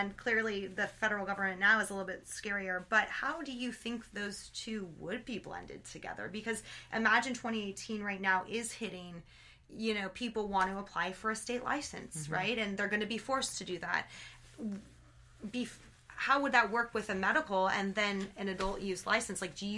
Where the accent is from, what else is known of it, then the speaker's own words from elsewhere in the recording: Portland, United States; moved away; I don't live in Portland, but I'm from Portland